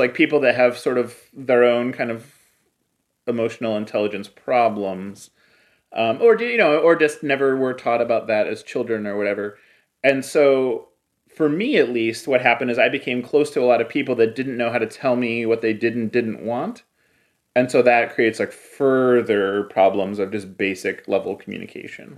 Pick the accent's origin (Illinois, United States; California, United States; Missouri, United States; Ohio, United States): Ohio, United States; Cleveland; I grew up in Cleveland